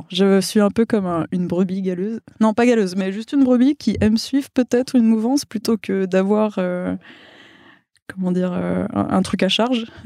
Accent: Wallonia, Belgium; first language Spanish; French is a second language; also born or lived in Mexico; Je suis wallonne. Pour le coup, non, le flamand, j'ai réussi à l'éviter de, justesse. Mais euh, ouais, ouais, L'espagnol était ma première langue. Je suis née au Mexique, j'ai vécu deux ans

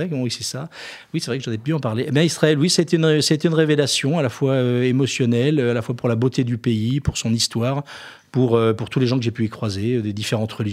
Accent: Jura, Bourgogne-Franche-Comté, France; Alors moi, je suis jurassien

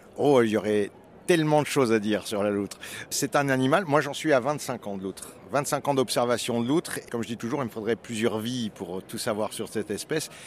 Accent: Plateau de Millevaches, Nouvelle-Aquitaine, France; je viens du plateau de Mille Vaches

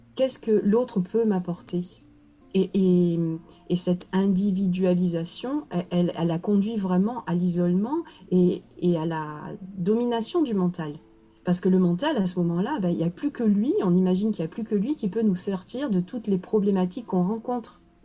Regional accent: Marseille, Provence-Alpes-Côte d'Azur, France; moved away; also born or lived in Quebec / Mali; je suis, euh, marseillaise je vis à Marseille, je suis née à Marseille, j'ai beaucoup bougé, mais finalement pour, euh, pour revenir

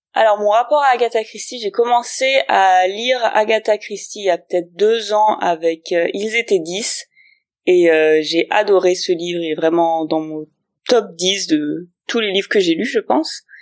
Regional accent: Grenoble, Auvergne-Rhône-Alpes, France; now in Berlin, Germany; je suis euh, grenobloise à la base, mais je suis exportée à Berlin

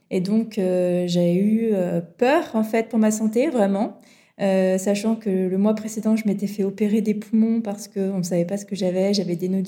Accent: Montpellier, Occitania, France; j'ai grandi dans le sud de la France, à côté de Montpellier.

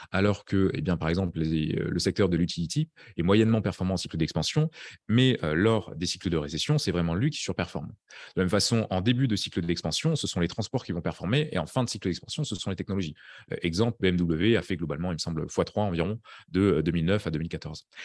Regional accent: France; now in Estonia; je suis français là-bas

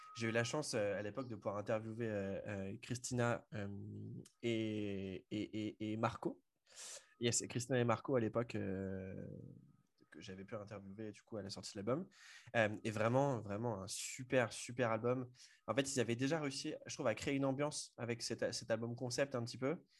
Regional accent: Le Mans, Pays de la Loire, France; je suis originaire du Mans

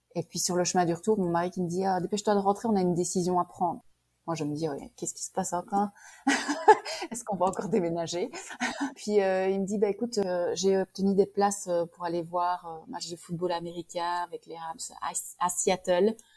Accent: Liège, Wallonia, Belgium; accent: Belgian; moved away as an adult; also born or lived in Prince Edward Island, Canada; now in Kelowna, Canada; je suis née à Liège je restais à Liège

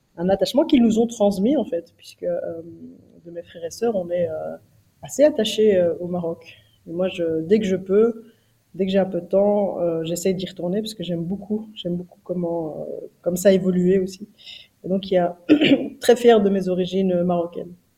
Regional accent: Brussels, Brussels-Capital Region, Belgium; On a grandi donc à Bruxelles

